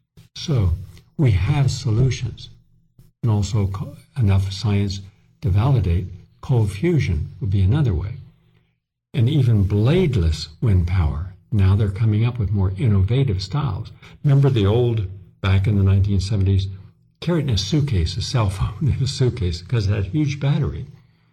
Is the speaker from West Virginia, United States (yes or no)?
yes; Appalachia, West Virginia, United States; moved away as an adult; now in New York, United States; I come from Appalachia, West Virginia. I was born and raised there, went to college there before I came to New York